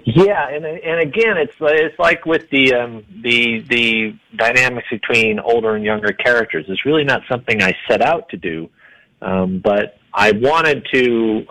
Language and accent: English; Iowa, United States; now in Denver, United States; I'm from Iowa